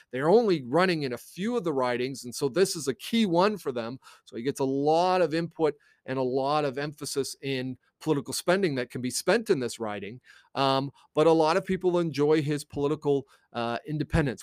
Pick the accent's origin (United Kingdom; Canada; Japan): Canada; also born or lived in United States; I am a Canadian